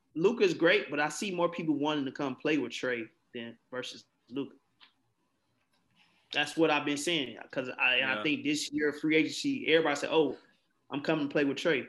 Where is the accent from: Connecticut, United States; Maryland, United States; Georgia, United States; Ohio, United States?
Georgia, United States; Atlanta; I'm from Atlanta, so I've seen a lot of choke jobs.